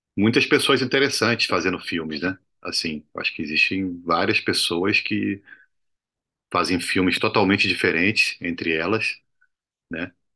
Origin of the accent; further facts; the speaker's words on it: Brazil; also born or lived in Cuba; como latino-americano e como brasileiro